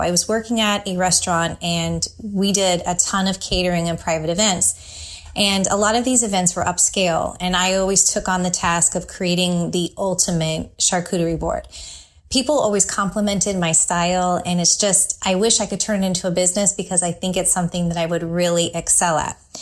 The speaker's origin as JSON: {"language": "English", "area": "San Francisco Bay Area", "region": "California", "country": "United States", "tie": "born or raised there", "moved": "yes", "lives_now": "Tampa, United States", "said": "growing up in the San Francisco Bay Area"}